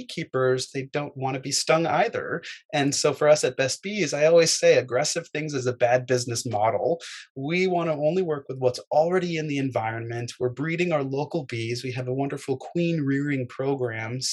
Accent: Fairfield, Connecticut, United States; also born or lived in Manhattan, New York; I was born in Manhattan and I grew up in Fairfield, Connecticut.

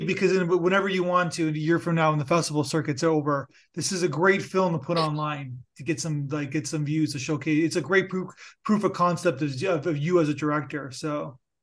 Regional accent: Canada; I'm Canadian

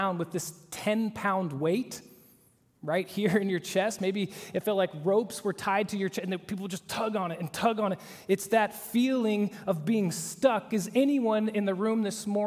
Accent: Oklahoma, United States; moved away; I'm from Oklahoma.

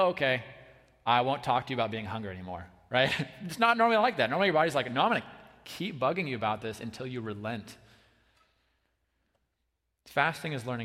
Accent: United States; American Christians

